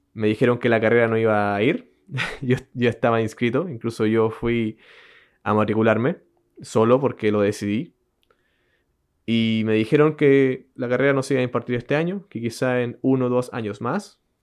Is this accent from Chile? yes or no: yes; Chile; accent: Chilean; Yo, bueno, yo soy chileno